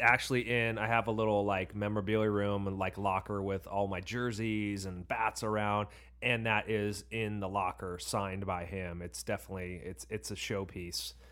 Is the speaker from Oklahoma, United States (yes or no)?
no; Orange County, California, United States; we grew up in Orange County